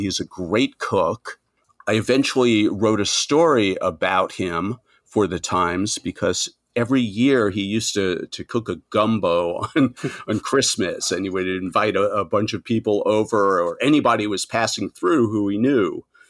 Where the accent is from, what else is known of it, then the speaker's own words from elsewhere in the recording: Nassau County, New York, United States; also born or lived in Manhattan, New York; I was born outside of New York in uh, Nassau County, the the first ring of suburbs. But I've been living in Manhattan for forty plus years now